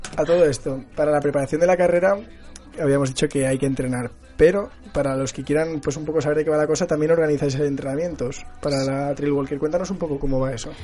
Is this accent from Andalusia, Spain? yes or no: no; Barcelona, Catalonia, Spain; yo que soy de Barcelona